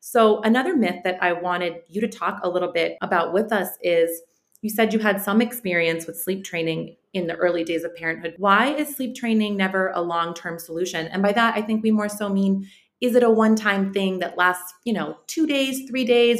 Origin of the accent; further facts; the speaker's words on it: Sarajevo, Federation of Bosnia and Herzegovina, Bosnia & Herzegovina; moved away; also born or lived in United States; I'm from I'm Bosnian. I'm from Sarajevo